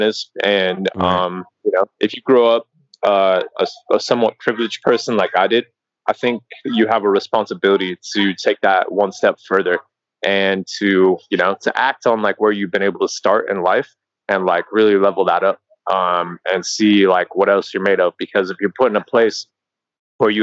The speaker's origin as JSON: {"language": "English", "town": "Carbondale", "region": "Colorado", "country": "United States", "tie": "born or raised there", "also_born_or_lived": "South Korea / Medellin, Colombia / Sri Lanka / Barcelona", "moved": "as an adult", "lives_now": "Bali, Indonesia", "said": "I'm originally from Colorado. I grew up in a small town called Carbondale, which is near Aspen"}